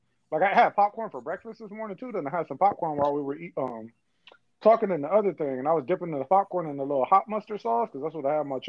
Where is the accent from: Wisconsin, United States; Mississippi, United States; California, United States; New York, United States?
California, United States; I'm like part Mexican because I grew up in Cali